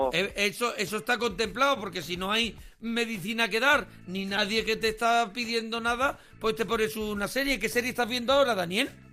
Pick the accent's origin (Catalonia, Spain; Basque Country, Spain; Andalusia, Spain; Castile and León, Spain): Andalusia, Spain; yo soy mm, andaluz